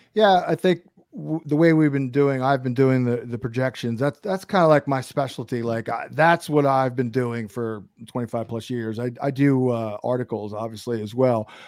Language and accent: English; Brooklyn, New York, United States; moved away; I'm actually from Brooklyn originally